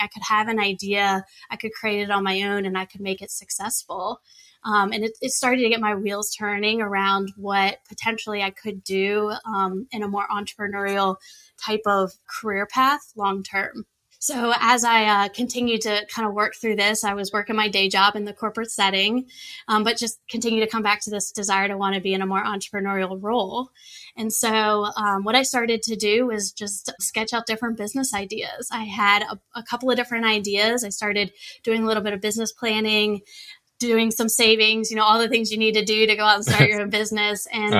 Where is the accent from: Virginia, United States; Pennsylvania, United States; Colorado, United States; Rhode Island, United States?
Virginia, United States; Richmond; They're not in my hometown of Richmond where I live.